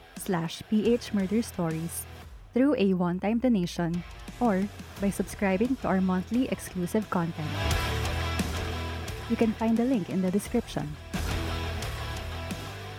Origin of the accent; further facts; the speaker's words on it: Philippines; As Filipino citizens